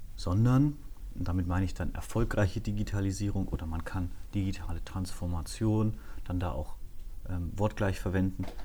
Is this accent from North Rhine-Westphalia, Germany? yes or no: no; Erlangen, Bavaria, Germany; moved away; bin in Erlangen aufgewachsen, das ist in Mittelfranken.